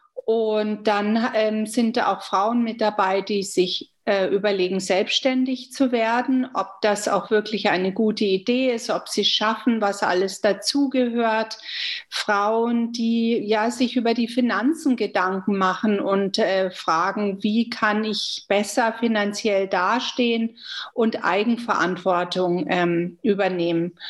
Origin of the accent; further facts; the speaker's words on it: Germany; moved away as an adult; now in Canada; ich sehe mich nicht nur als Deutsche oder als Kanadierin, sondern ich bin eine sogenannte hyphenated Canadian, a German Canadian